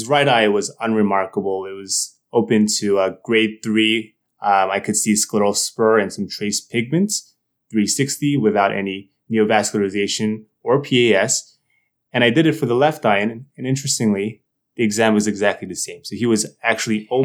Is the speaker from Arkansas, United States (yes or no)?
no; New Jersey, United States; moved away as an adult; also born or lived in Boston, United States; now in New Haven, United States; I'm from New Jersey.